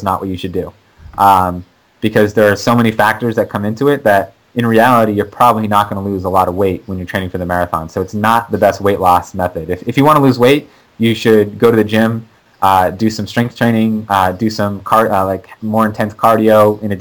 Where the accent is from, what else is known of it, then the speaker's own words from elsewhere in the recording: Maine, United States; moved away; I'm from Maine originally, so it's like kind of my hometown race.